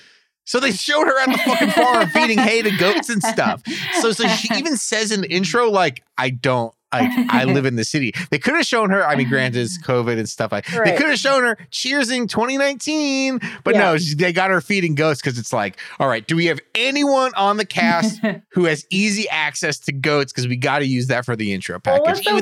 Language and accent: English; Alberta, Canada; I'm from Alberta. This is my goat.